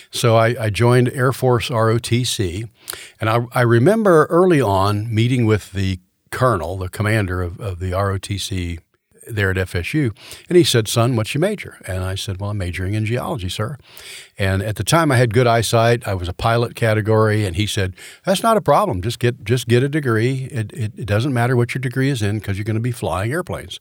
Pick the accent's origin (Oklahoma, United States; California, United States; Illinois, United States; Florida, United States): Florida, United States; Orlando; also born or lived in Tallahassee; Grew up in Orlando, Florida.